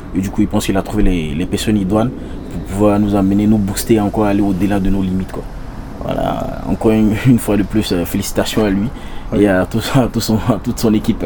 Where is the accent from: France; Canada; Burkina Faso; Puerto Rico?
Burkina Faso; nous sommes des Burkinabés